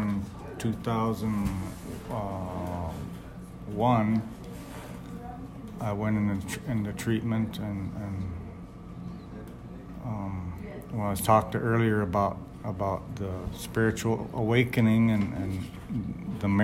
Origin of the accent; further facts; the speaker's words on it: Browning, Montana, United States; now in Martin, South Dakota, United States; I was born in Browning, Montana